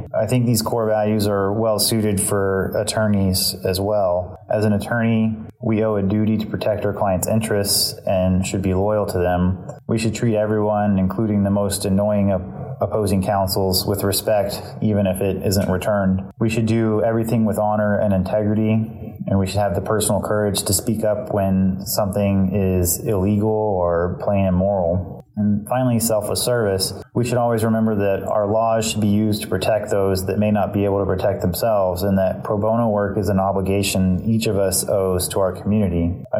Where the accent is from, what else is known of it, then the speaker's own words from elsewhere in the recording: Dallas, Texas, United States; also born or lived in Bandera, Texas; now in Austin, United States; I grew up in Texas, and I spent time kind of all over the state, but most of my youth was spent in Dallas.